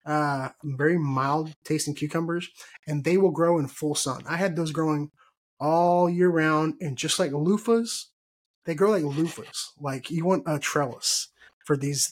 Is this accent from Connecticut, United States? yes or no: no; Texas, United States; I'm from Texas